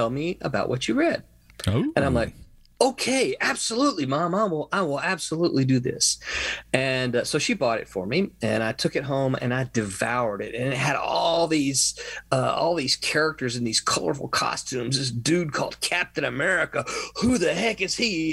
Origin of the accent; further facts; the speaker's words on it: Mississippi, United States; now in Florida, United States; I'm from Mississippi.